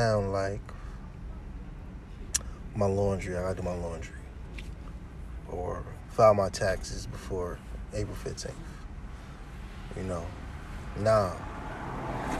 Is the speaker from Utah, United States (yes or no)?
no; Essex County, New Jersey, United States; I'm from Jersey, Essex County.